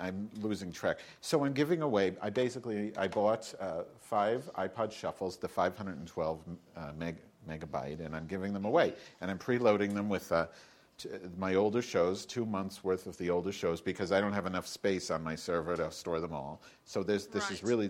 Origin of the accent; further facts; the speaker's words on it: Chicago, Illinois, United States; I'm from Chicago